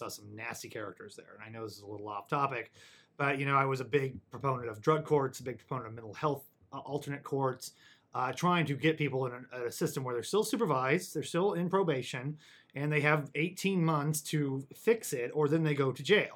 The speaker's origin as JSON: {"language": "English", "area": "Webster County", "region": "Missouri", "country": "United States", "tie": "born or raised there", "moved": "yes", "said": "We were dairy farmers, and there's no dairy farmers left in Webster County anymore"}